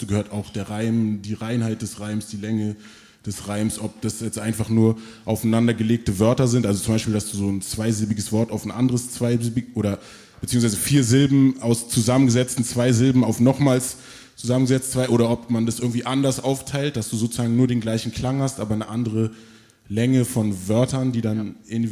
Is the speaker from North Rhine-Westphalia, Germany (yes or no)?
no; Berlin, Germany; also born or lived in Frankfurt; ich bin in Frankfurt geboren, in Berlin dann aufgewachsen, Berlin Morbid